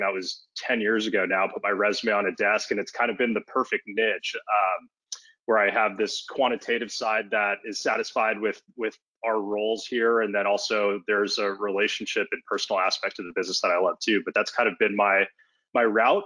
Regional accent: Los Angeles, California, United States; I'm born and raised in Los Angeles. I grew up in West LA, kind of in the Mar Vista neighborhood

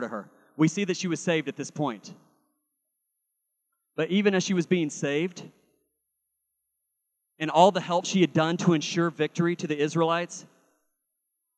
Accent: Carl Junction, Missouri, United States; I was raised in Carl Junction, Missouri

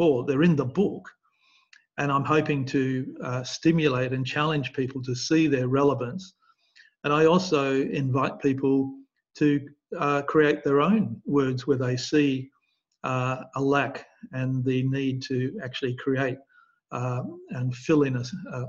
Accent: Perth, Western Australia, Australia; I grew up in Perth in Western Australia

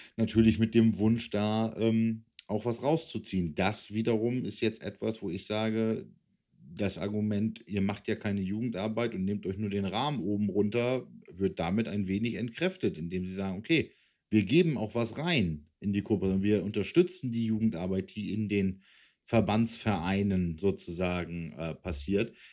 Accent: Hanover, Lower Saxony, Germany; als Hannoveraner, der natürlich in der Region Nord immer gegen die Hamburger Franchises irgendwie ran musste

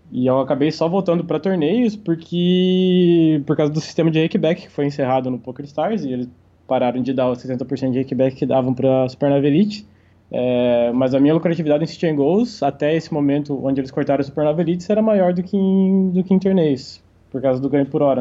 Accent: Santa Catarina, Brazil; eu vim de uma cidade pequena, interior de Santa Catarina. É, vim de uma família simples, relativamente simples.

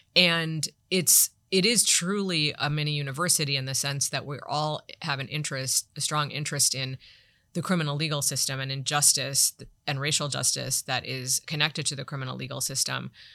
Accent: Toledo, Ohio, United States; moved away; I worked in my hometown, Toledo, Ohio, Lucas

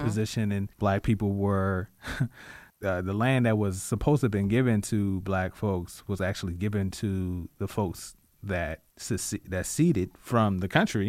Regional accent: Richmond, Virginia, United States; I'm a native Richmonder. I'm from Southside. I was raised off of Hopkins Road.

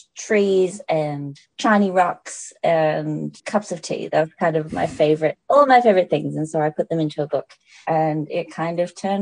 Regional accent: the Dandenongs, Victoria, Australia; I grew up in the Dandenongs, which is Wurundjeri land

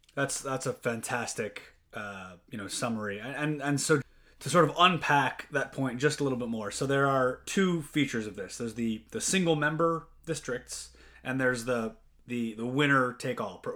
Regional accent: Louisiana, United States; I'm from Louisiana

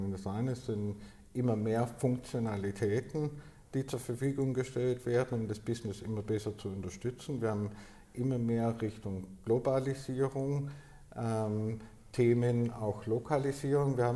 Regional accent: Baden-Württemberg, Germany; der vom Schaffen, darf ich als äh, Schwabe sagen, lebt

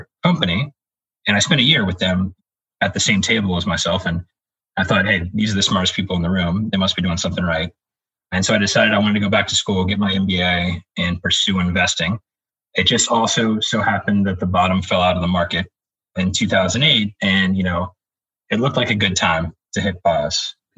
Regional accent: Virginia, United States; I grew up in Virginia

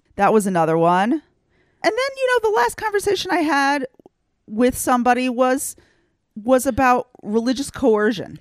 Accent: United States; now in Israel; I grew up in the United States with oodles of Christians who are definitely not Jews

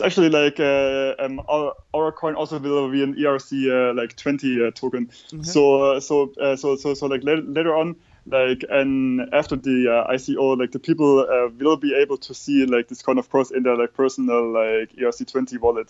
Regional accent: Germany; we German people

